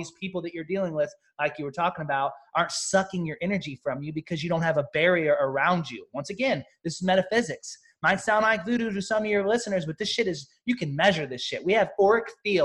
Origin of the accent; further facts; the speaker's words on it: Southern Missouri, United States; I'm a country town kid that was born and raised in Southern Missouri